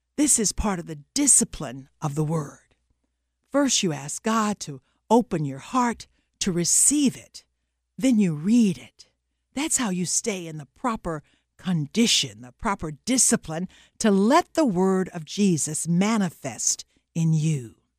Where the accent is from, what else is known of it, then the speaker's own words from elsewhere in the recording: the South, United States; I'm from the South, and every kid down South when I was growing up was familiar with the phrase fighting words